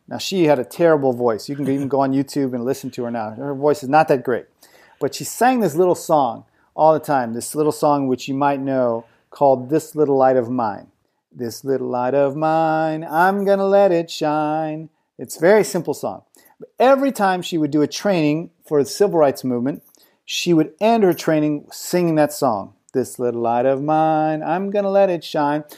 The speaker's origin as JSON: {"language": "English", "country": "United States", "moved": "as an adult", "lives_now": "France", "said": "I'm an American"}